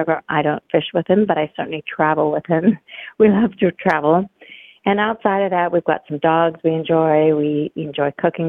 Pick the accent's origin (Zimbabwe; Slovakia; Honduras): Zimbabwe; also born or lived in United States; I was born and raised outside of America, and albeit I was born to American parents, and I have lived all over the world, all the continents but Antarctica. I developed an interest in medicine as a child growing up on a farm in Zimbabwe.